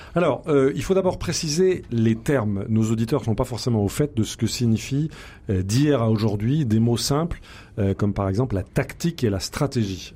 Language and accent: French; France; très très méconnue chez nous en France